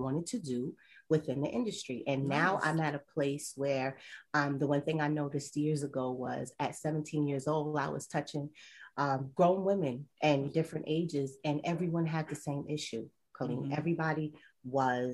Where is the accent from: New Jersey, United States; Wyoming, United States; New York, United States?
New York, United States; I'm from New York